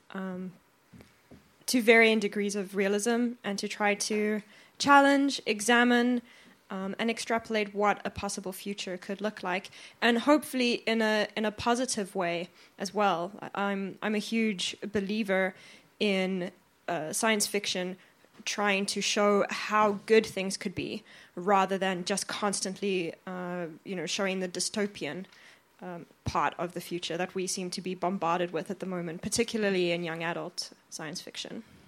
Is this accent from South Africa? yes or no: yes; South Africa; also born or lived in Australia / Finland; now in Sweden; I'm originally from South Africa, but I've lived in Australia, Finland, and now in Sweden.